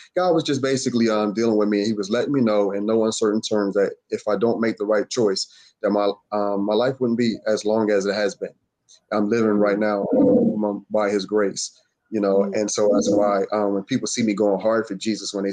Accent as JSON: {"language": "English", "town": "Philadelphia", "region": "Pennsylvania", "country": "United States", "tie": "born or raised there", "said": "I'm from Southwest Philadelphia, born and raised next to West Philly"}